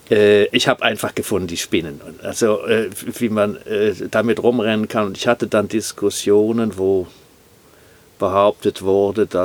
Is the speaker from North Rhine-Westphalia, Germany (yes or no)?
yes; Bonn, North Rhine-Westphalia, Germany; Nachkriegsdeutschland oder Zerstörung habe ich nicht sehr intensiv erlebt, weil ich bin in Bonn aufgewachsen und Bonn war nicht zerstört, weil es vollkommen unbedeutend war im Krieg.